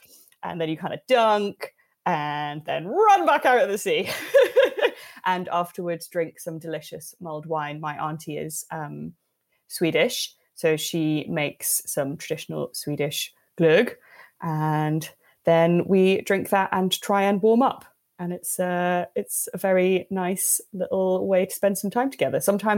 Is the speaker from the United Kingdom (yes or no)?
yes; Swansea, Wales, United Kingdom; I grew up in the south of Wales, in case people don't know. I'm from Wales, from Swansea